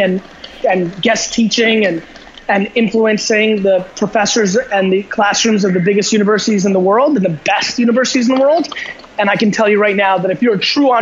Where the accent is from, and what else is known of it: New Jersey, United States; born or raised there; also born or lived in Belarus